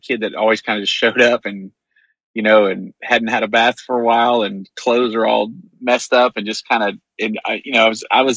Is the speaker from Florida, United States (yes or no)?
no; Greenville, Texas, United States; I grew up in Greenville, Texas